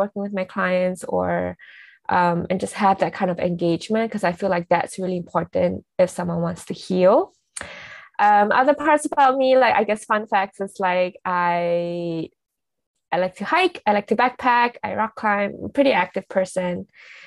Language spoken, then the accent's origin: English; Singapore; moved away as an adult; now in Los Angeles, United States; I'm also Singaporean.